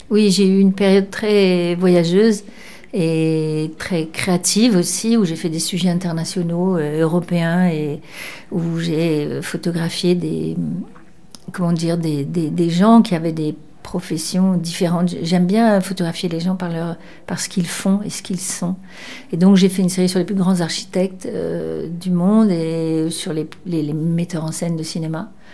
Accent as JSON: {"language": "French", "town": "Cannes", "region": "Provence-Alpes-Côte d'Azur", "country": "France", "tie": "born or raised there", "also_born_or_lived": "Bordeaux region (born, Caudéran) / Paris", "moved": "as an adult", "said": "je vivais à Cannes et, euh, et je, je suis née dans la région, là, de Bordeaux, je suis née à Codeyran, mais j'ai, je suis partie très jeune à Cannes"}